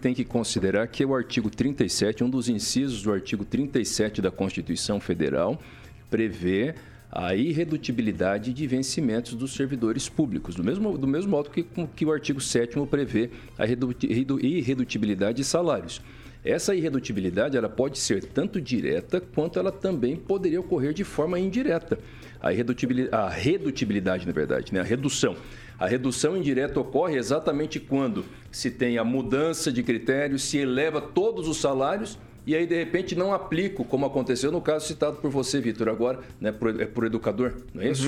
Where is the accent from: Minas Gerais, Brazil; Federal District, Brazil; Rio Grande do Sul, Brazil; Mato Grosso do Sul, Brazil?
Mato Grosso do Sul, Brazil; moved away; lá no Mato Grosso do Sul, onde eu nasci